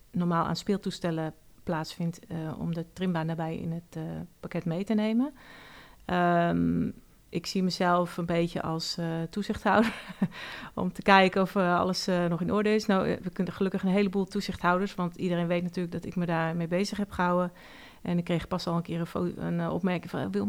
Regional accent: Oudeschild, North Holland, Netherlands; Ik kom uit Oude Schild.

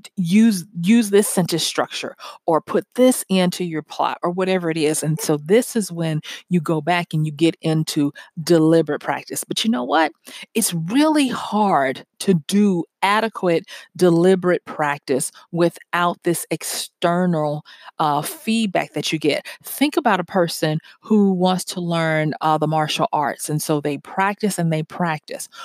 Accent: the South, United States; growing up in the South and church and all of that kinda stuff

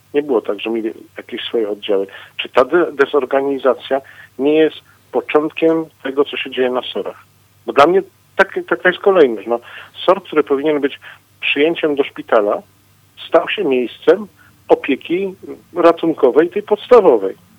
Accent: Katowice, Silesian Voivodeship, Poland; u nas w Katowicach

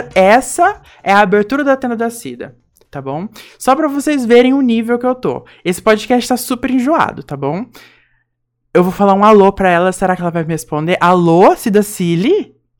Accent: Mococa, São Paulo, Brazil; accent: caipira; a gente é mocoquense

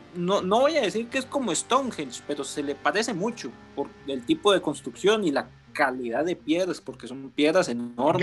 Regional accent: Costa Rica; yo soy de Costa Rica

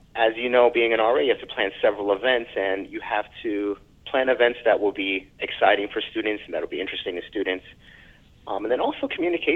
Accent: New York City, New York, United States; I'm a New Yorker

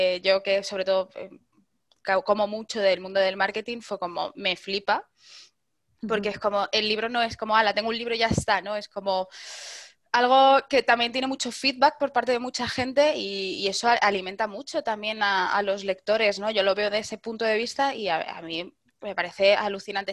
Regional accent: Madrid, Community of Madrid, Spain; como buena madrileña

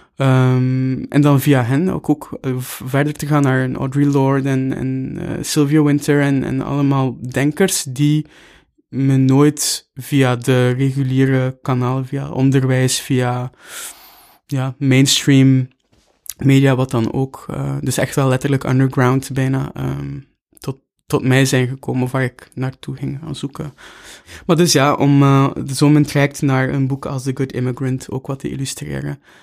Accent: Bruges, Flanders, Belgium; moved away as an adult; also born or lived in Knokke-Heist / Brussels; Ik ben in Brugge opgegroeid

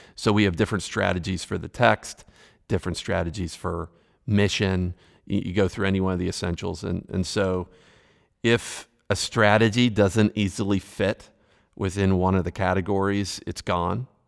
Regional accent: Western Pennsylvania, United States; moved away; I was originally from Western Pennsylvania

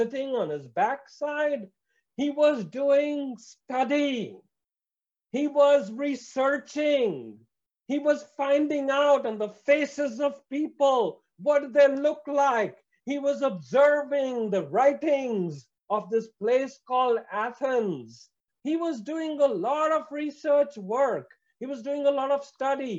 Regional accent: India; I come from India

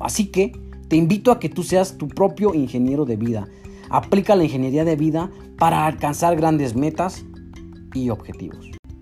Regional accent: Mexico; somos los mexicanos

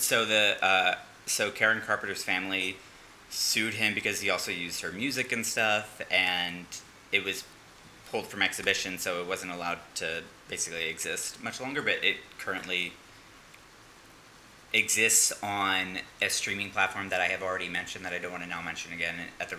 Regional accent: Philadelphia, Pennsylvania, United States; I was born in Drexel {S3} yes. {S2} Hill, Pennsylvania. The year was 1989. No. So I'm originally from Philadelphia. I've hopped around on the East Coast.

